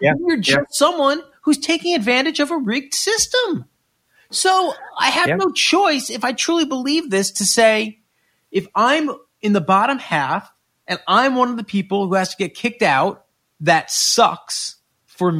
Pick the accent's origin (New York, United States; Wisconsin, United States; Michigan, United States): New York, United States; Westchester; I grew up in Westchester